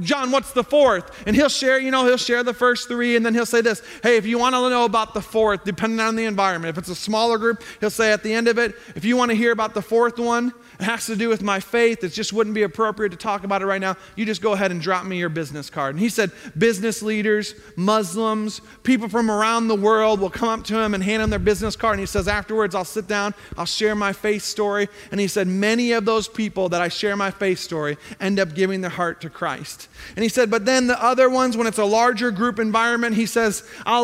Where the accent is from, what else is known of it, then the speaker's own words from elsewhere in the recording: Zion, Illinois, United States; I grew up north of Chicago in Zion, Illinois